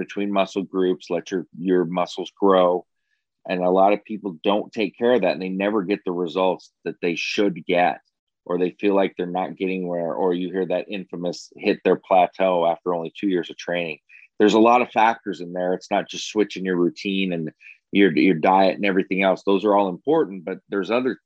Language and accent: English; Iowa, United States; I was from Iowa